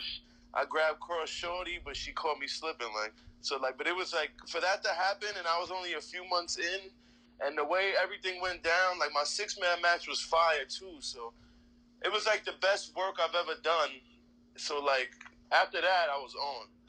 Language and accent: English; New York City, New York, United States; I'm born and raised in Queens, so I was born and raised in Woodside Projects